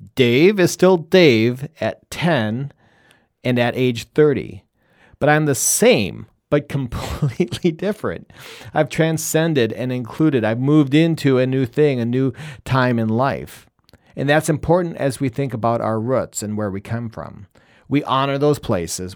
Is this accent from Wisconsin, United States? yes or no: yes; Wisconsin, United States; also born or lived in Michigan / Colorado / Chicago / Washington, D.C.; now in Rochester, Minnesota, United States; I think of myself as a cheesehead from Wisconsin, and because that's where I grew up.